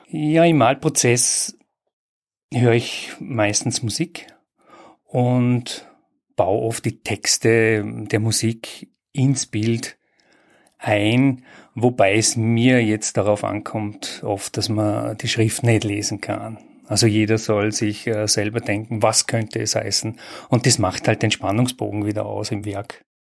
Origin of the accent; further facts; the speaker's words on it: Bregenz, Vorarlberg, Austria; geboren und aufgewachsen in Bregenz.